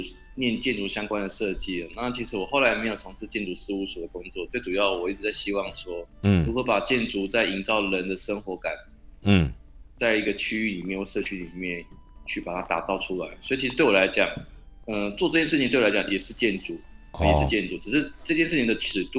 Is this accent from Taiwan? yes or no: yes; New Taipei, Taiwan; 我其实在新北新北长大的小孩。